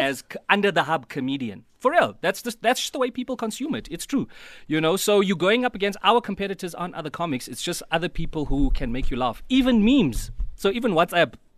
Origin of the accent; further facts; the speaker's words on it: Mthatha, Eastern Cape, South Africa; moved away; I come from Umtata and, uh, it took me a while before I could fit